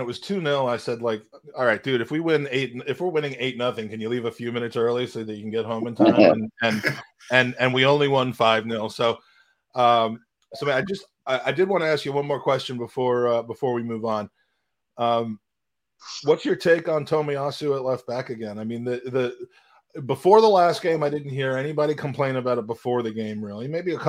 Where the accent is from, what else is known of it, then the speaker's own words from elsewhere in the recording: Washington, District of Columbia, United States; Well, that's a positive feeling coming from my hometown of D.C.